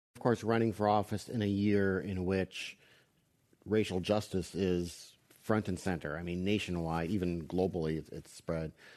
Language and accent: English; Wisconsin, United States; moved away; my home state where I grew up was Wisconsin